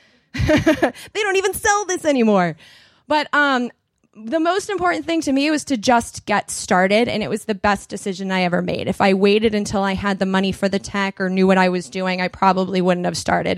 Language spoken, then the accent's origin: English; United States; accent: movie accent; They knew I was American